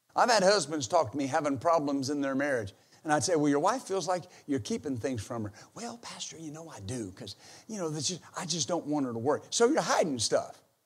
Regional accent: United States; I exercise my right as an American

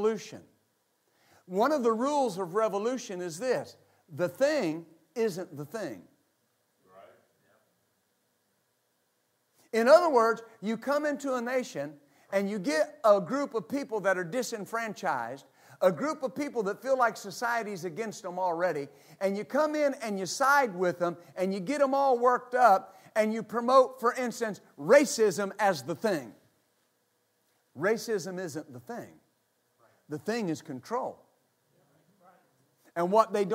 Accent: United States; I am an American

